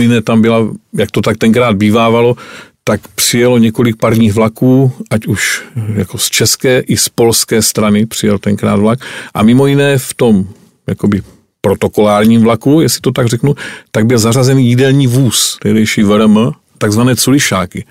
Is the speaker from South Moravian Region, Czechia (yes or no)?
no; Jeseník region, Olomouc Region, Czechia; můj rodný kraj, Jesenicko